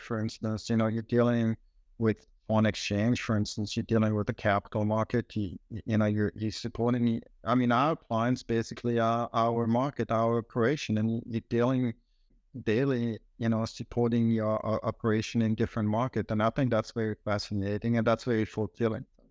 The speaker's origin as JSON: {"language": "English", "country": "Switzerland", "tie": "born or raised there", "moved": "as an adult", "lives_now": "United States", "said": "growing up in Switzerland"}